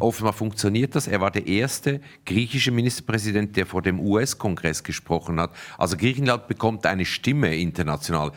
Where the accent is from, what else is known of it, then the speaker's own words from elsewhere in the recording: Zug, Switzerland; ich bin in Zug aufgewachsen.